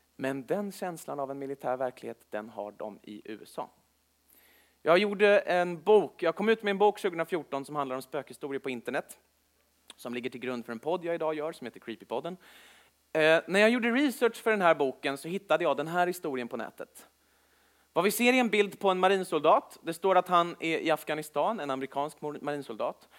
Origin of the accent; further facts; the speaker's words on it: Stockholm, Stockholm County, Sweden; född och uppvuxen i Stockholm